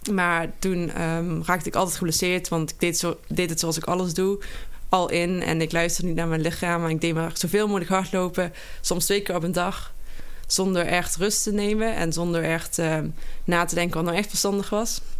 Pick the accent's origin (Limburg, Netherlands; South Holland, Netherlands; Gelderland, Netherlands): Limburg, Netherlands; Geleen; Nou, ik kom uit Geleen oorspronkelijk. Daar ben ik gebogen en opgegooid.